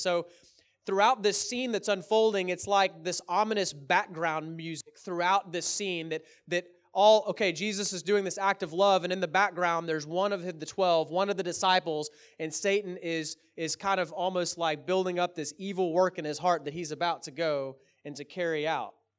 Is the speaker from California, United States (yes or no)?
no; Texas, United States; I'm from Texas